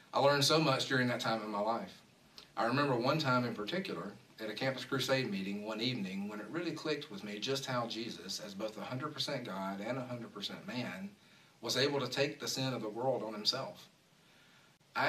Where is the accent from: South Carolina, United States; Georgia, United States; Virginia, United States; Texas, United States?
Georgia, United States; Milledgeville; I grew up in Georgia in a town called Milledgeville.